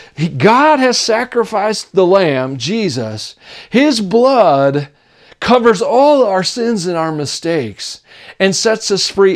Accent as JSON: {"language": "English", "region": "Tennessee", "country": "United States", "tie": "born or raised there", "accent": "Southern", "said": "When I was a kid, I grew up in Tennessee, and that's why I sound Southern a lot"}